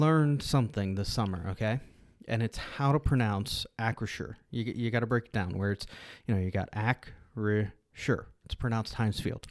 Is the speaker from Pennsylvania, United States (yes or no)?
yes; Aliquippa, Pennsylvania, United States; moved away as an adult; I grew up in Pittsburgh, uh, in Kippa, Aliquippa